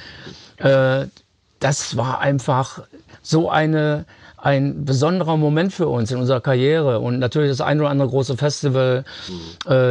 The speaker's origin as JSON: {"language": "German", "country": "Germany", "said": "äh, sagen wir mal, dass man als Deutscher inspiriert wurde, einen Song zu schreiben wie … ist eigentlich nicht verwunderlich. Wir sind aufgewachsen im Kalten Krieg."}